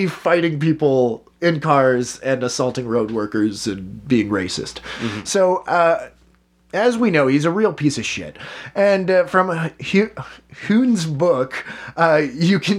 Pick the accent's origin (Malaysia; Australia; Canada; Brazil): Canada; We're Canadian